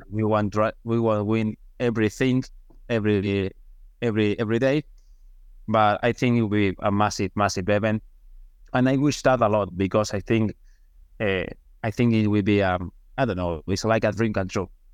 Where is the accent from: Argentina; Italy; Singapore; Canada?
Argentina; English is a second language; moved away as an adult; now in United States; now in my country